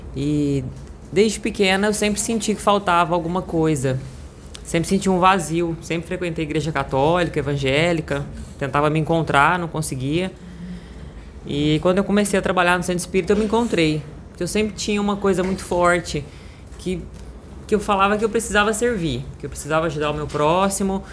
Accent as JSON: {"language": "Portuguese", "town": "Franca", "region": "São Paulo", "country": "Brazil", "said": "Sou de Franca, interior de São Paulo"}